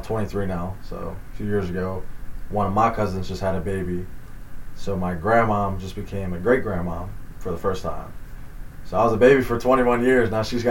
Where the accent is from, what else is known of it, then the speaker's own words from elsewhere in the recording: Collingdale, Pennsylvania, United States; So it's called Collingdale, PA. That's where I'm from. A little barrel. It's tiny.